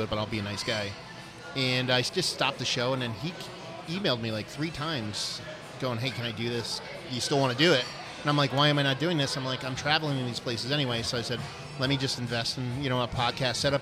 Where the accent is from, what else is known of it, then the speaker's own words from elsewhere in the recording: New Jersey, United States; also born or lived in Pennsylvania; born and raised in Jersey